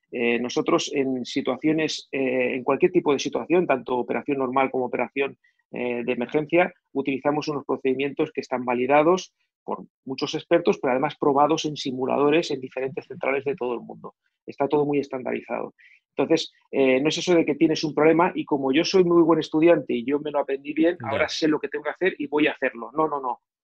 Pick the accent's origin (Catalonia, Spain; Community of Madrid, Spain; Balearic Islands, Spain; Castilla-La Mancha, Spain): Catalonia, Spain; also born or lived in near Barcelona; Soy catalán, vivo, vivía cerca de Barcelona